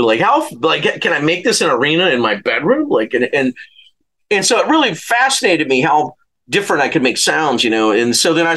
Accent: Louisiana, United States; moved away as an adult; also born or lived in Santa Barbara / Los Angeles; go back to Louisiana

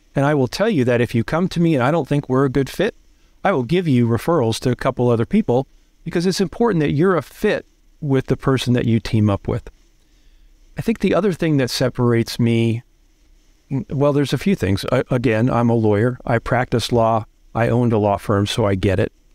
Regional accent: New Jersey, United States; I grew up in Jersey

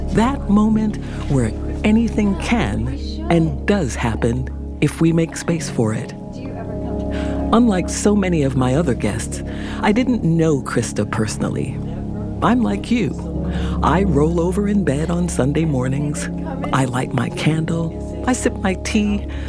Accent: New York, United States; I grew up on 146th Street between uh, Lenox

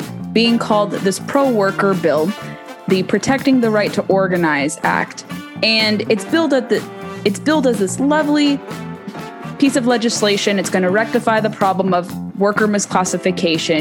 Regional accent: California, United States; my home state of California

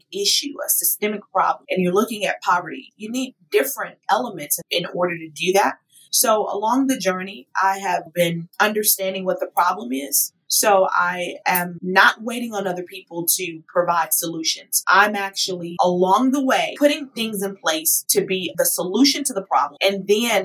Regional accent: Houston, Texas, United States; moved away as an adult; now in Atlanta, United States; When I moved from my hometown, Houston, Texas, to Atlanta, Georgia in 2016

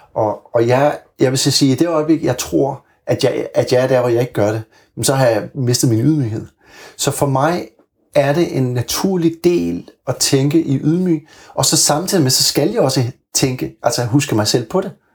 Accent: Bornholm, Capital Region of Denmark, Denmark; da jeg var barn, der, der boede jeg meget tæt på vandet. Jeg er jo oprindelig fra Bornholm

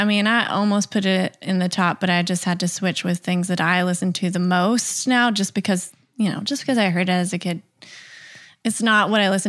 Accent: Tennessee, United States; I'm from Tennessee

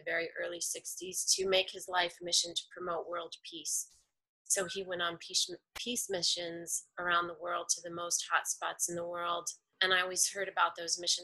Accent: New York City, New York, United States; I am a native New Yorker

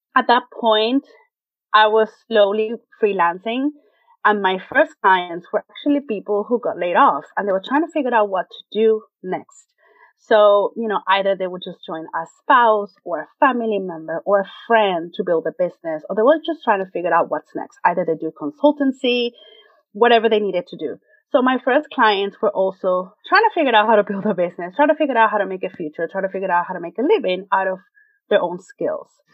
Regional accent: Venezuela; English is a second language; moved away as an adult; now in United States; I born and raised in Venezuela, South America, came to the United States 13 years ago for a graduate program at Parsons.

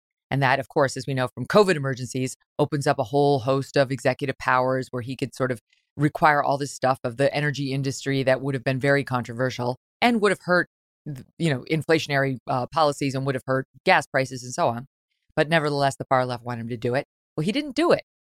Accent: Syracuse, New York, United States; I grew up in Syracuse for 10 years.

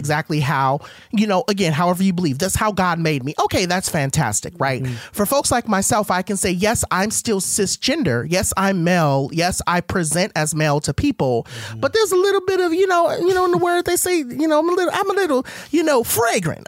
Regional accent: Compton, California, United States; I was raised in Compton

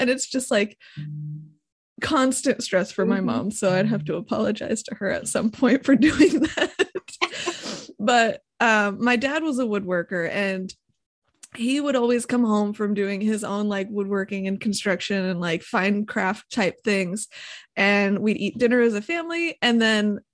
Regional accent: Hesperia, Michigan, United States; also born or lived in Fremont, Michigan; I grew up in Hesperia, Michigan, and not very many people know where that is because it's in the middle of absolute nowhere

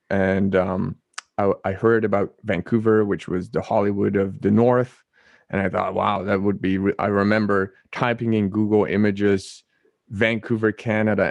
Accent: Netherlands; I was born and raised in the Netherlands

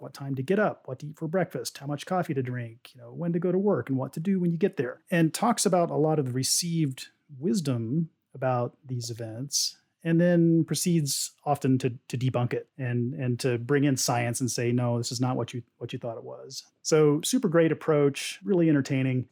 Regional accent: Oklahoma, United States; I, I grew up in Oklahoma, uh, in a town that was detached from Oklahoma City at the time

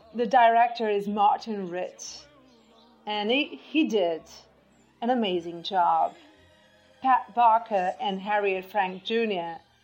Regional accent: Barcelos, Braga, Portugal; English is a second language; now in Matosinhos, Portugal; my hometown, for those who, doesn't, who don't know, is Barcelos. Uh, I'm living in Porto, Matosinhos but um, I grew up. I was born in Barcelos

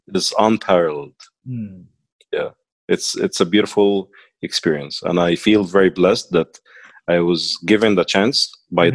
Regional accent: Cairo, Cairo Governorate, Egypt; accent: Egyptian; first language Arabic; English is a second language; moved away as an adult; now in United Arab Emirates; I'm from Egypt, mm-hmm. and um, I I grew up in Cairo

